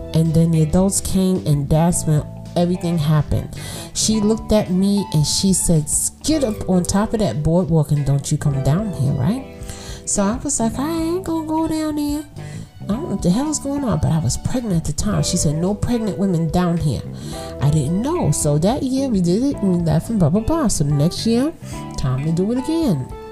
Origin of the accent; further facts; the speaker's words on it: New York City, New York, United States; not Brooklyn, right here, Brooklyn. This is where I'm from, born and raised